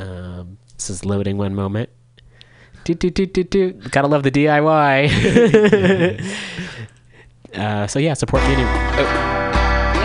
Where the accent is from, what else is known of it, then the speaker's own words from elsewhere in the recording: Richmond, California, United States; I grew up in Richmond